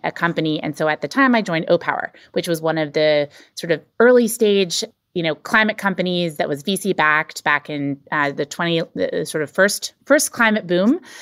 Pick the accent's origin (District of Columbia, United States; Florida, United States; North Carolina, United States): North Carolina, United States; I grew up in North Carolina